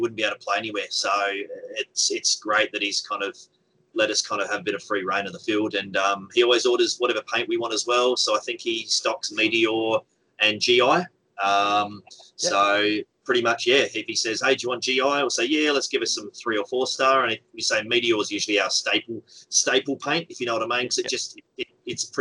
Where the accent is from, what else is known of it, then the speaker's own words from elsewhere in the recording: Adelaide, South Australia, Australia; I'm in Adelaide. I've been in Adelaide for, I suppose, my whole life.